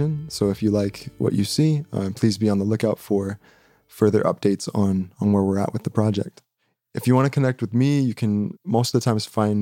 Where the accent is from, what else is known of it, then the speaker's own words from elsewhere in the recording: Phoenix, Arizona, United States; I grew up in West Phoenix